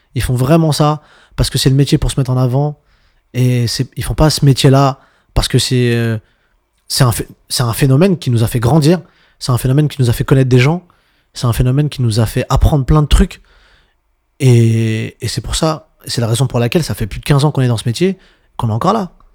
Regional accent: Montreuil, Île-de-France, France; je viens de Montreuil

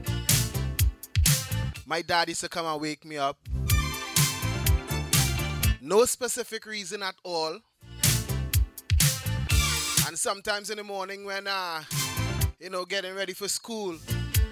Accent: Trinidad & Tobago; I grew up in the Caribbean

